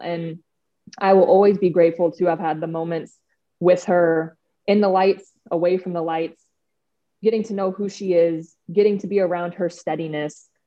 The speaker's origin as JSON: {"language": "English", "town": "Phoenix", "region": "Arizona", "country": "United States", "tie": "born or raised there", "moved": "as an adult", "lives_now": "Los Angeles, United States", "said": "growing up in Phoenix"}